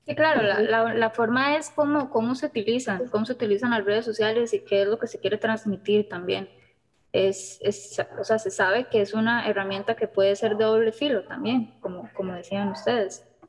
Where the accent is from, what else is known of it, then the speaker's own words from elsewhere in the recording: Costa Rica; nosotros como ticos